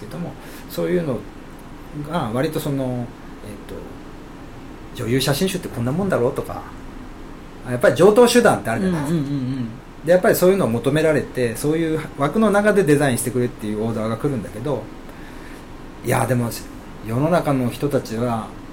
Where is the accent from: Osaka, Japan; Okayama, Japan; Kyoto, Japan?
Okayama, Japan; moved away as an adult; also born or lived in Tokyo; 生まれはあの岡山市の国富あのね三沢山のふもと、